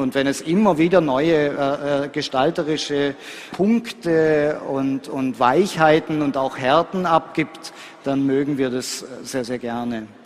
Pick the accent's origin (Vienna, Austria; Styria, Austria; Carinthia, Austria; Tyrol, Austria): Styria, Austria; Graz; ich komme aus Graz